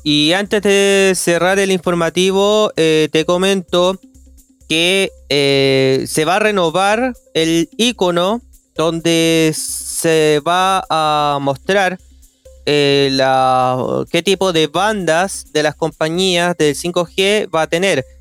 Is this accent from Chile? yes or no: yes; Chile; podemos reconocer como chilenos